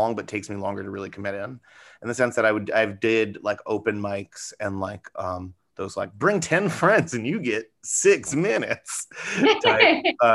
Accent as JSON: {"language": "English", "town": "New York City", "region": "New York", "country": "United States", "tie": "born or raised there", "said": "I'm from New York City, born and raised, and still here"}